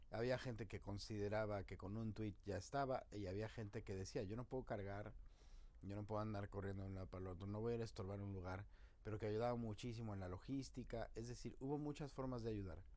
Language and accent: Spanish; Mexico; Como mexicanos tenemos que empezar a ponernos pilas.